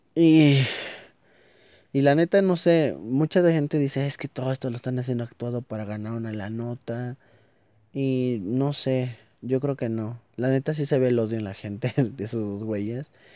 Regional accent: Toluca, State of Mexico, Mexico; soy de Toluca, estamos muy cerca

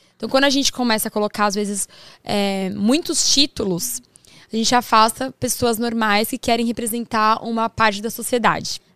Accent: São Paulo, Brazil

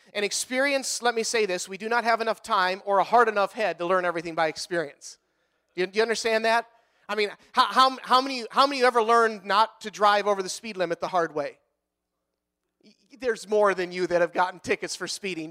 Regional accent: Wisconsin, United States; we're from Wisconsin

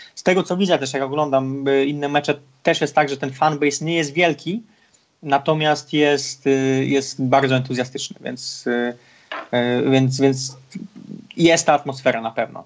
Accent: Poland; moved away; człowieka z małego miasteczka, jakim ja jestem z Polski

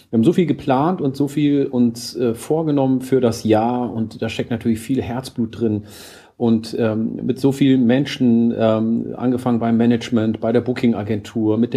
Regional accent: Oromia, Ethiopia; den Ursprung der plattdeutschen Sprache in meiner Heimat Oromia, weil ich habe ja auch Plattdeutsch von meinem Urgroßvater gelernt.

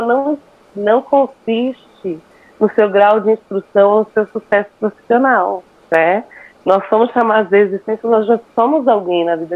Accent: São Paulo, Brazil; Eu sou paulistana com muito orgulho

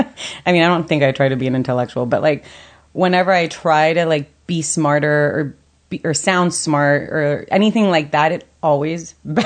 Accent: Miami, Florida, United States; also born or lived in Puerto Rico; I was born in Puerto Rico. Got it. Okay. Raised in Miami, but my dad lived in Puerto Rico, so I spent, like, my summers and New Year's always going.

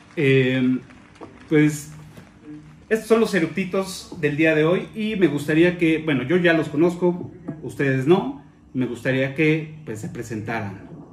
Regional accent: Mexico; aquí en México

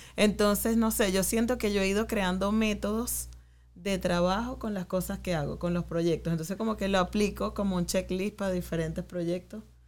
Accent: Venezuela; now in New York, United States; como venezolanos

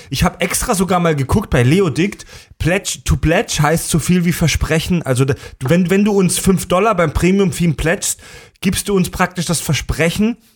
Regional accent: Germany; Wir als Deutsche

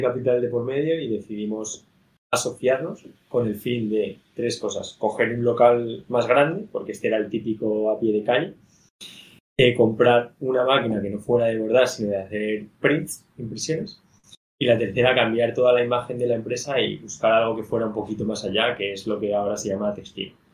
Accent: Madrid, Community of Madrid, Spain; also born or lived in Barcelona; yo soy de aquí, de Madrid. Entonces, llevo viviendo en Madrid, bueno, toda la vida

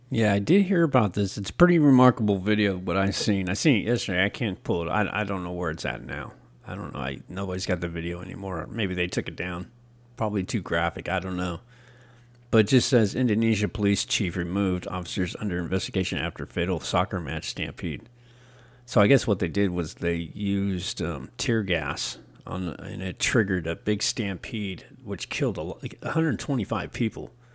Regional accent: United States; I'm from America

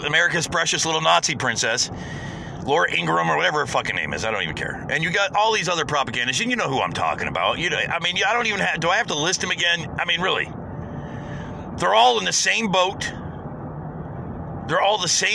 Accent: United States; as an American

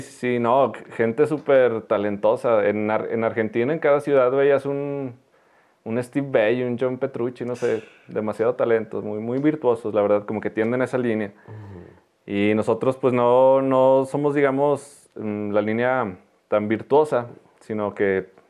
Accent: Teúl de González Ortega, Zacatecas, Mexico; soy, soy del Teúl, pero viví poco, poco tiempo. Entonces estaba en la primaria

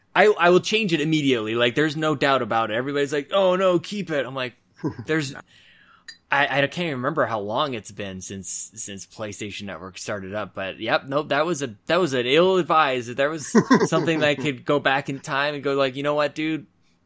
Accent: Canada; but we're Canadian.

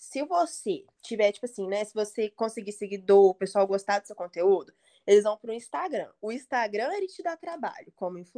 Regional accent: Brazil; os melhores TikToks, assim, na minha opinião, não é porque sou brasileira.

